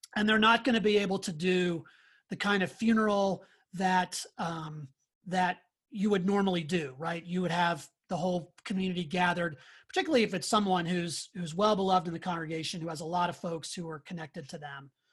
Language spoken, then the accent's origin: English; Pittsburgh, Pennsylvania, United States; moved away; I'm from the Pittsburgh area. That's where I grew up